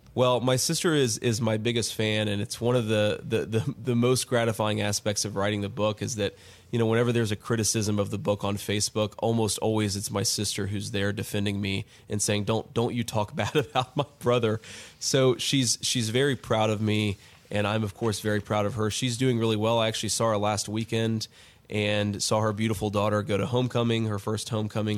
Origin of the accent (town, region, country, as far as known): Middletown, Ohio, United States; born or raised there